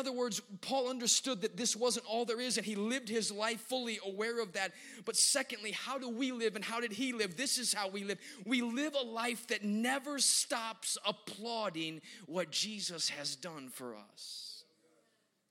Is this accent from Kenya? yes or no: no; Chicago, Illinois, United States; when I was growing up in Chicago at our church